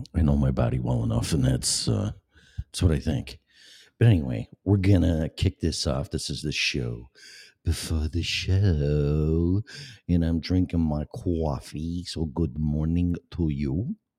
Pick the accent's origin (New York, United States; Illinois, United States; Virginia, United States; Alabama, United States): Illinois, United States; moved away as an adult; also born or lived in Florida; now in Colorado, United States; I was born and raised in Illinois, shithole state